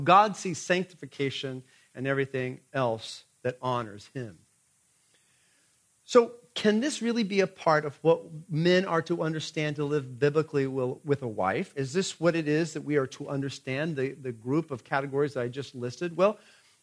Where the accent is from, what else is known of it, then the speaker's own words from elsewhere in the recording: Tulsa, Oklahoma, United States; moved away as an adult; now in California, United States; I'm from Tulsa, Oklahoma.